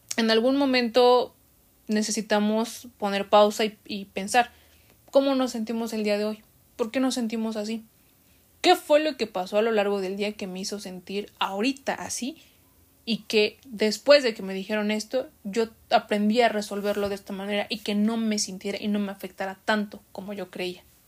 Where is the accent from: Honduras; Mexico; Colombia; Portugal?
Mexico; nosotros como mexicanos